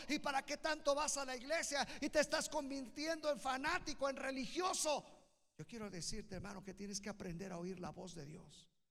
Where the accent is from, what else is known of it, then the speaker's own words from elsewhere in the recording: Naucalpan, State of Mexico, Mexico; yo soy de Naucalpan